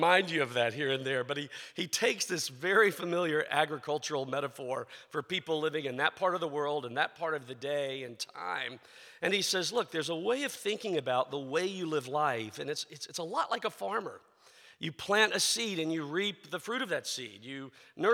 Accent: the South, United States; I grew up in the South

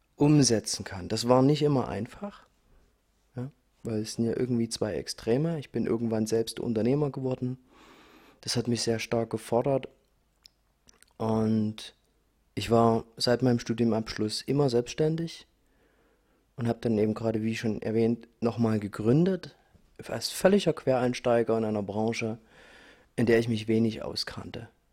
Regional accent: Dresden, Saxony, Germany; ich bin in Dresden geboren, ich bin in Ostdeutschland aufgewachsen

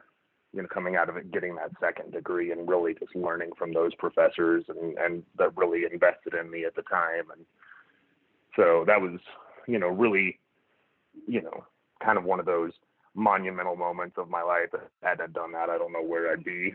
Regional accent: Oklahoma, United States; I'm from Oklahoma originally

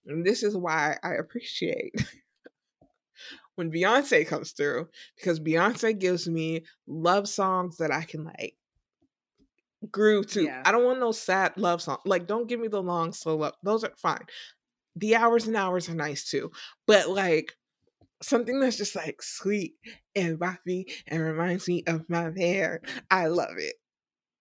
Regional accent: the South, United States; I am from the South

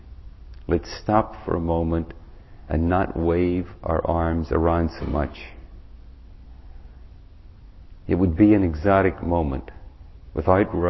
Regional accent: Ireland; moved away; I grew up in Ireland and I've gone back there to try to promote peace

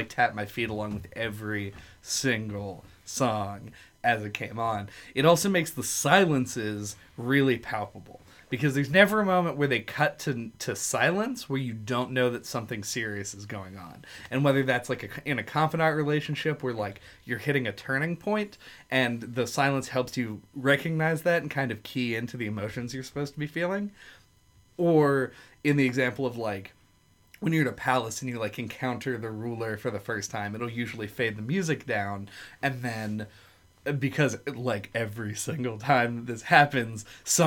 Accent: United States; I'm an American

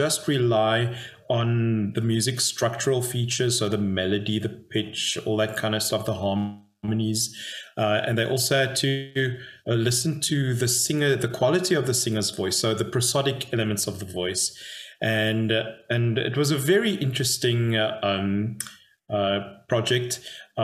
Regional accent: Cape Town, Western Cape, South Africa; moved away as an adult; also born or lived in Dallas, Texas; now in Potchefstroom, South Africa; I grew up in Cape Town, South Africa.

